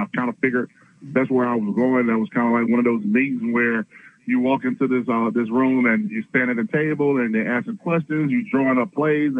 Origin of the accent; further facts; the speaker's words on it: Aliceville, Alabama, United States; I stayed at home in my hometown of Aliceville, Alabama